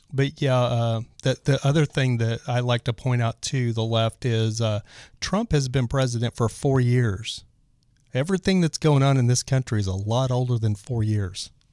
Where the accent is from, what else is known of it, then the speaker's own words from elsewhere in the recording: Lubbock, Texas, United States; also born or lived in Dallas, Texas; I grew up in Lubbock